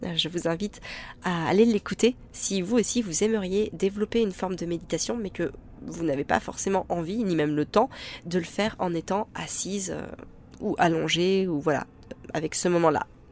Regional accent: France; en tant que Français

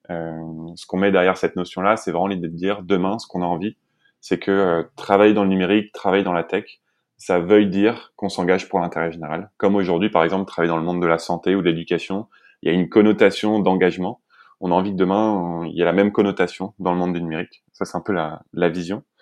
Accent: Île-de-France, France; also born or lived in Lesquin / Montbéliard; Euh, je viens plutôt d'Île-de-France, même si j'ai pas mal déménagé quand, quand j'étais petit. J'habitais dans le nord à Léquin et dans l'est à, Montbéliard.

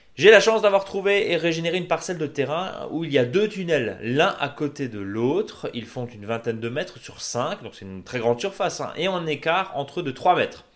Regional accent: Alsace, Grand Est, France; chez nous en Alsace

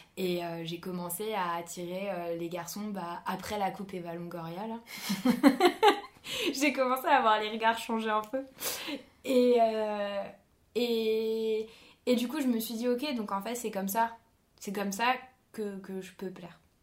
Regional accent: France; je suis française

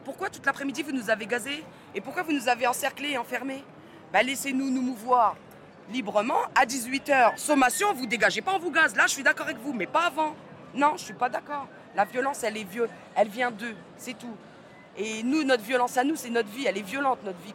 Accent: Reims, Grand Est, France; je viens de Reims

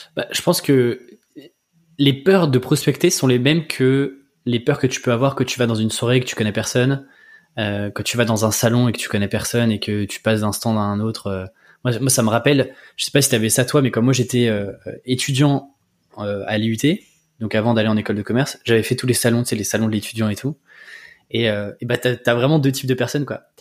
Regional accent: Breton, Brittany, France; je suis breton.

